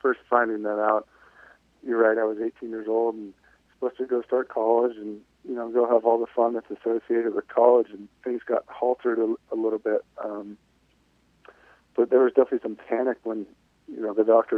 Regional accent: Cleveland, Ohio, United States; also born or lived in Oklahoma; Mainly Ohio. I went to high school in Ohio

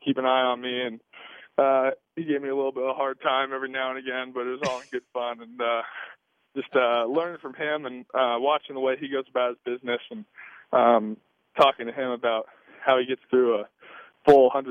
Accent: Southern California, United States; I'm from Southern California. I grew up just going down to the beach and surfing

